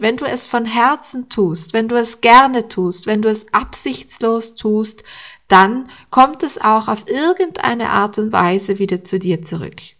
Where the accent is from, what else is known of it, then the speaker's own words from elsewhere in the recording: Austria; bei uns in Österreich